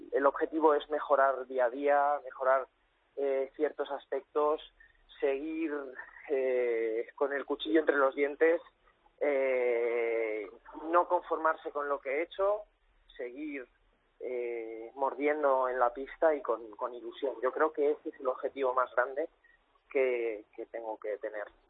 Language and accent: Spanish; Cuenca, Castilla-La Mancha, Spain; moved away; also born or lived in Valencia; soy nacido en Cuenca, pero mi familia es de Valencia